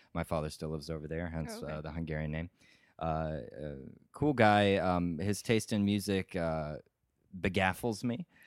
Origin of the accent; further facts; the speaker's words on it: Auburn, California, United States; moved away as an adult; also born or lived in Stockton, California; now in Evanston, United States; From a small town called Auburn, originally hometown uh, also in California